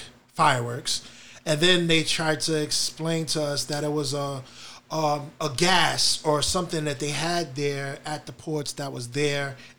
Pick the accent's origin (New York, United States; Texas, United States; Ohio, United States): New York, United States; as a New Yorker